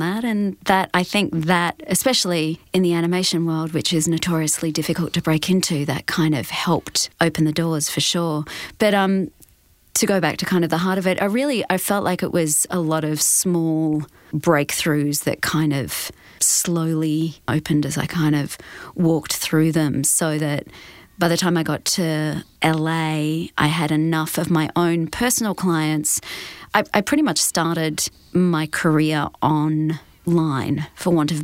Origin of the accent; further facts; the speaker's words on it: Perth, Western Australia, Australia; moved away as an adult; now in Los Angeles, United States; growing up in Perth